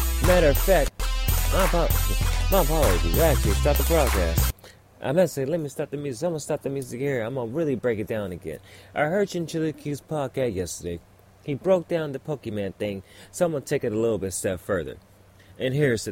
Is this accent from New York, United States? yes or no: no; California, United States; I'm from California